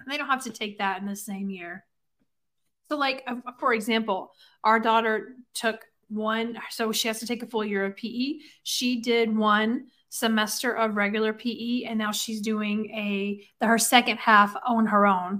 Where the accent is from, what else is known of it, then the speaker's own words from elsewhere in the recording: Alabama, United States; accent: Southern; moved away as an adult; I am from Alabama